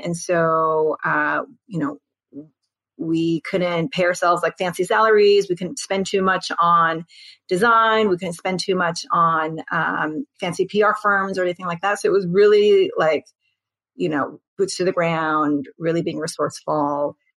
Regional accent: United States; I'm Korean American

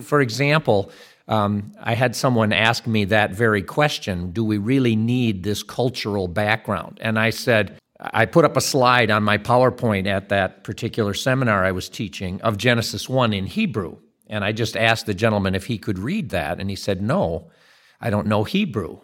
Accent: Dutton, Michigan, United States; where I grew up over in Dutton, Michigan, and see what's left of the family farm there

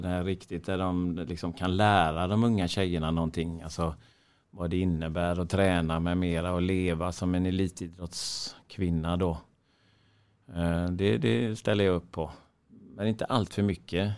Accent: Sweden; vi svenskar

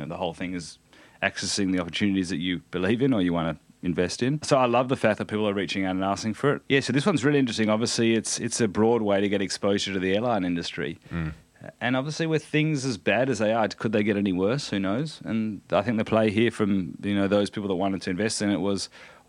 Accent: Australia; also born or lived in United States; as an Australian

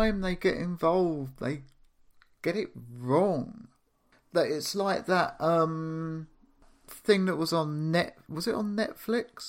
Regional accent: London, United Kingdom; also born or lived in the countryside; I'm from London

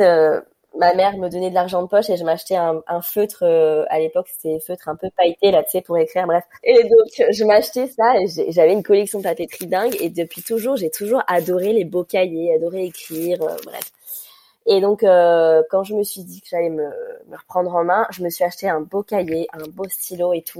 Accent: Ajaccio, Corsica, France; also born or lived in Paris; quand on est rentré à Ajaccio

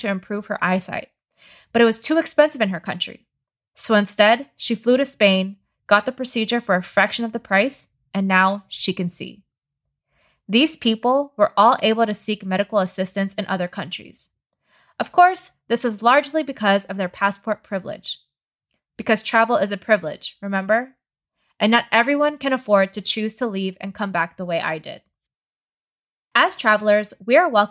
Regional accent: United States; I'm an American medical refugee.

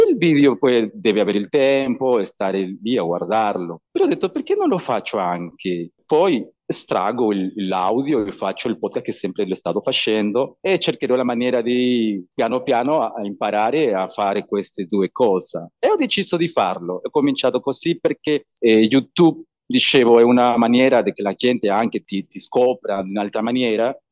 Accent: Peru; Italian is a second language; moved away as an adult; also born or lived in Italy; voglio crescere qua nella mia terra

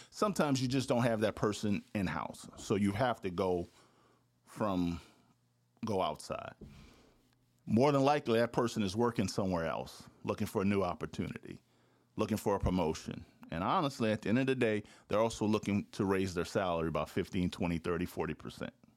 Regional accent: Louisiana, United States; moved away as an adult; also born or lived in Texas / Syracuse / Florida; I'm from Louisiana, but mo, uh, the first ten years of my career, I was barely in Louisiana.

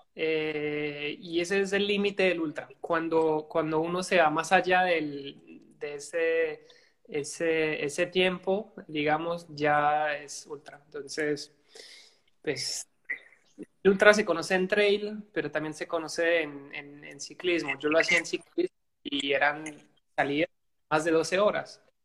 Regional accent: Belgium; soy de Bélgica.

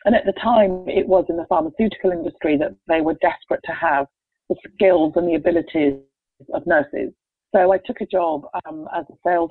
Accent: England, United Kingdom; moved away as an adult; I was born in England

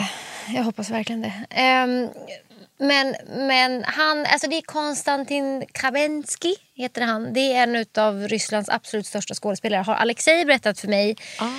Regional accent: Stockholm, Stockholm County, Sweden; born or raised there; also born or lived in Bromma / Farsta / Hökarängen

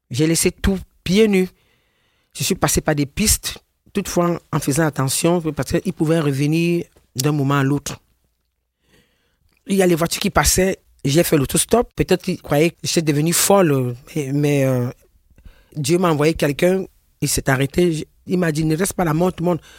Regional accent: Cameroon; moved away as an adult; now in France; Je suis une Camerounaise, née le 2 août 1963.

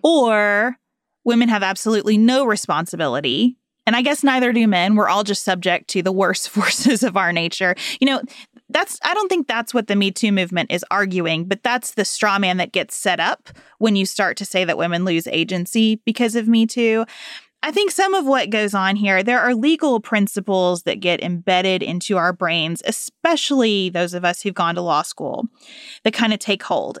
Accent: United States

